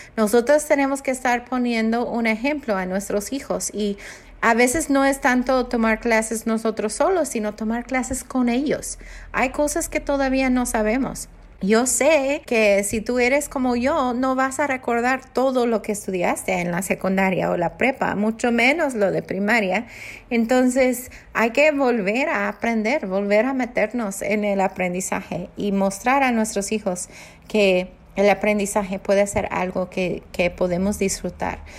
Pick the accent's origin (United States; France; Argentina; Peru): United States; first language English; Spanish is a second language; moved away as an adult; now in Mexico; nosotros están siendo americanos mi esposo y yo venimos a México hace 12 años ya nosotros viviendo en México hablamos inglés en casa